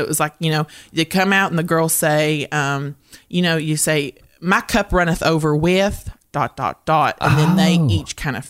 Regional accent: Morehead, Kentucky, United States; I am from Moorhead, Kentucky.

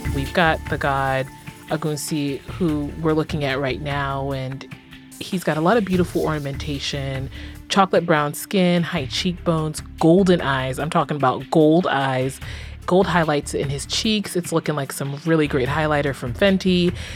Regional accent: Accra, Greater Accra, Ghana; moved away; I'm originally from Ghana, West Africa, in the capital city, Accra, and I spent a lot of my childhood being very, quote unquote, Ghanaian.

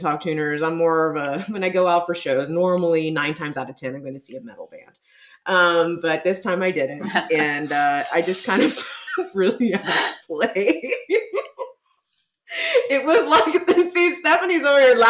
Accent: San Antonio, Texas, United States; here in my hometown of San Antonio

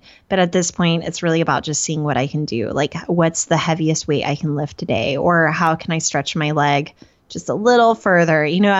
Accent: Oklahoma, United States; So I had decided growing up in Oklahoma around the time, I always say I was 8, but I think it was somewhere between 8 and 12.

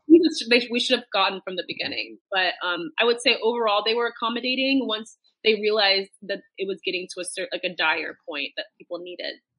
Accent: United States; moved away as an adult; now in London, United Kingdom; you and I are from the same hometown, so we're both American. But I mm-hmm. now um, live in the UK, live in London

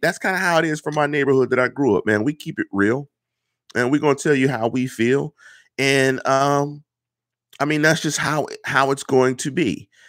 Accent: Pittsburgh, Pennsylvania, United States; I come from Manchester. I come from the one five two three three. I come from about five minutes from Heinz Field. I'm from the north side

